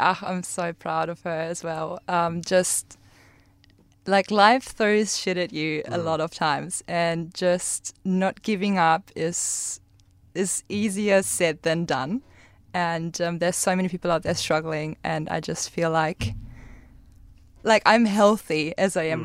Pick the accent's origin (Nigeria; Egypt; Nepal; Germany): Germany; English is a second language; moved away as an adult; now in Karratha, Australia